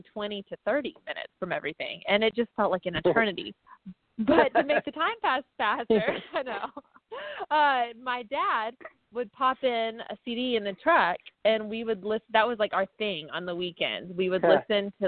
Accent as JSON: {"language": "English", "town": "Little Rock", "region": "Arkansas", "country": "United States", "tie": "born or raised there", "also_born_or_lived": "Ferndale, Arkansas", "said": "I'm from Little Rock, Arkansas, technically Ferndale, but Ferndale is so small that our mail even says Little Rock"}